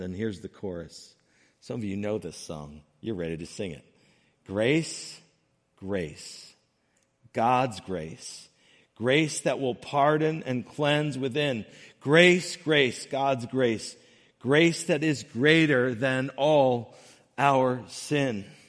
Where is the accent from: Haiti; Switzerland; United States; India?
United States; Northern Connecticut; I grew up in Northern Connecticut